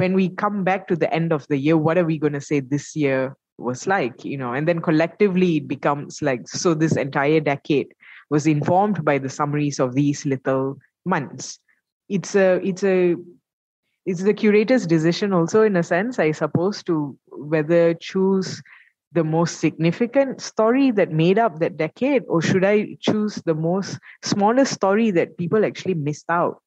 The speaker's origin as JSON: {"language": "English", "country": "Malaysia", "said": "as a Malaysian"}